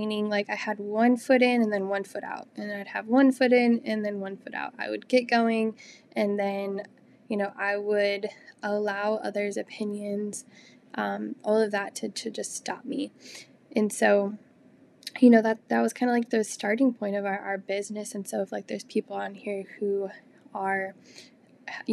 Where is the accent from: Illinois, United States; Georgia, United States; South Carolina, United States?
Illinois, United States; moved away as an adult; also born or lived in Texas; got married and moved to Texas, and we're originally from Illinois